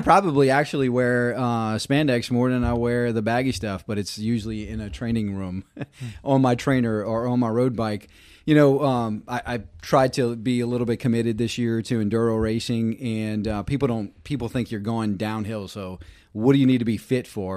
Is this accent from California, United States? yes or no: no; Reserve, Louisiana, United States; moved away; grew up in, uh, a, a town called Reserve, Louisiana